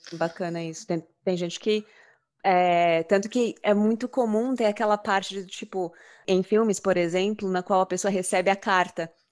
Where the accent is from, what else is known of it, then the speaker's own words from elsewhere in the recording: Brazil; Somos brasileiros